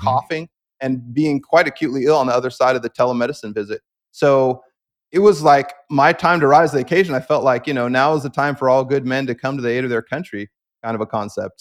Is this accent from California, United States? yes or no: yes; the Bay Area, California, United States; being raised in California by a mom with a lot of naturalistic emphases.